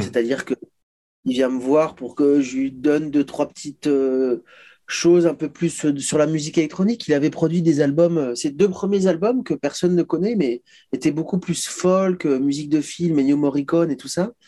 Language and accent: French; Chamonix, Auvergne-Rhône-Alpes, France; on vient de Chamonix